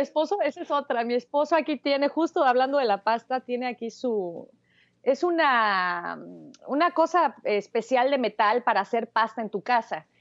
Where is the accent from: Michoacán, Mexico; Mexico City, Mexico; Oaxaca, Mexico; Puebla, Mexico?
Mexico City, Mexico; now in Los Angeles, United States; nací en la Ciudad de México.